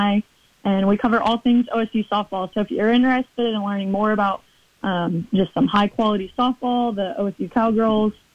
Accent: Oklahoma, United States; my hometown, my home state

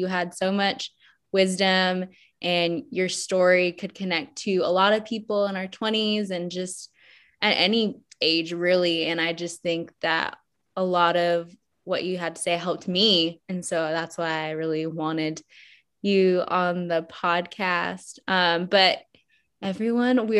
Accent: Atlanta, Georgia, United States; also born or lived in Colorado; I moved when I was around 6 or 7 from Colorado. I was born in Colorado. I moved to Atlanta, and I've lived in Atlanta ever since

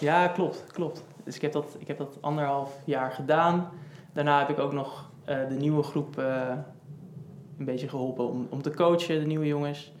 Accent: Houten, Utrecht, Netherlands; moved away as an adult; now in Amsterdam, Netherlands; Ik kom uit Houten, geboren in Houten en ik woon nu in Amsterdam

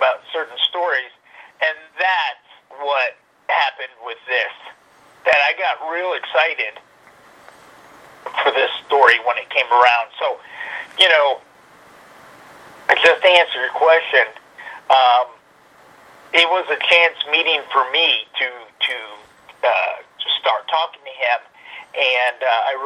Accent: Dallas, Texas, United States; I grew up in the Dallas Fort Worth area

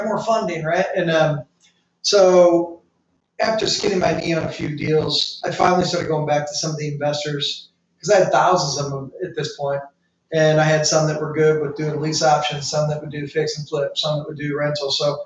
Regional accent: St. Louis, Missouri, United States; also born or lived in Tampa; now in St. Petersburg, United States; born and raised in St. Louis, lived in Tampa, St. Pete now

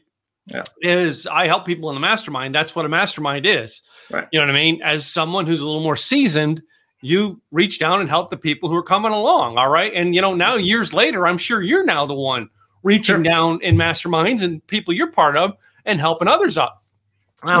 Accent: Scranton, Pennsylvania, United States; now in Dallas, United States; I grew up in Scranton

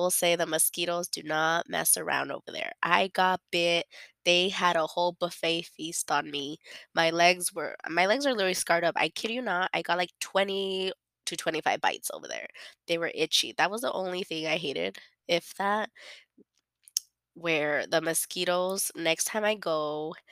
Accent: United States; I'm a born and raised in America

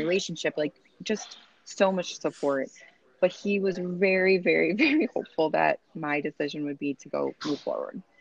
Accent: Chicago, Illinois, United States; now in Boise, United States; right now, I live in Boise, Idaho. I'm originally from Chicago

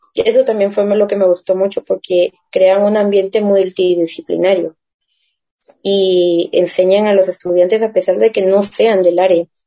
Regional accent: Guatemala; como nosotros solemos hablar de Guate

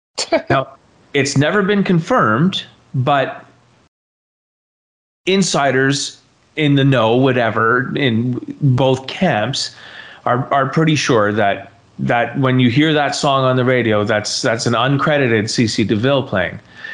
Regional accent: Ireland; Okay, so being an Irish kid as well, I should be saying I like them, but I don't.

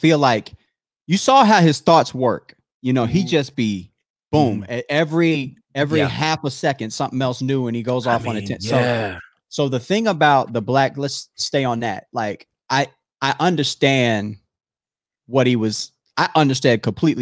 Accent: Howard County, Maryland, United States; I grew up in Howard County, Maryland

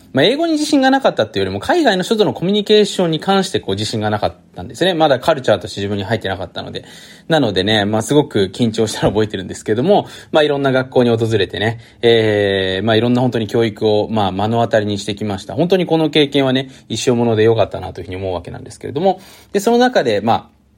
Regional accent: Japan; first language Japanese; moved away; うちは母国母国語が日本語なので、家では当然日本語で話す

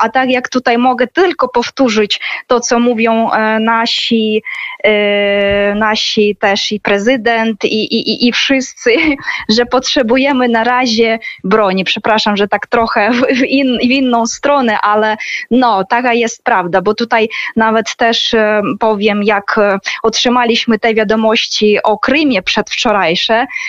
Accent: Sievierodonetsk, Luhansk Oblast, Ukraine; Polish is a second language; now in Kharkiv, Ukraine; ja też urodziłam się właśnie w tym miasteczku małym Siewierodonieck w obwodzie ługanskim

